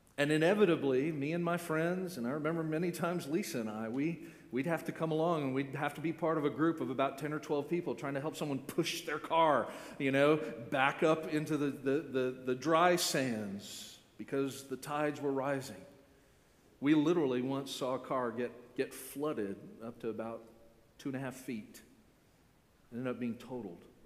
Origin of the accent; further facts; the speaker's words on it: Florida, United States; born and raised in Florida